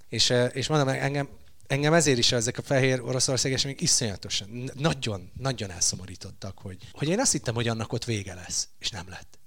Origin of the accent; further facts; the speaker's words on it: Hungary; én vidékről jövök.